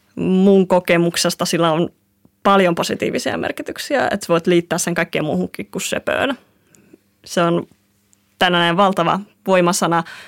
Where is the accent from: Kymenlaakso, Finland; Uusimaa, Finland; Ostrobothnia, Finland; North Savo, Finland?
Kymenlaakso, Finland; Kuusankoski; me ollaan Kuusalta, että se tulee Kuusan koskelta. Mä tulen sieltä, missä toisella puolella on junavaunut täynnä graffiteja ja toisella puolella tietä kasvaa sitten sitä loputonta metsää. Se on ihan erilainen ympäristö kasvaa sieltä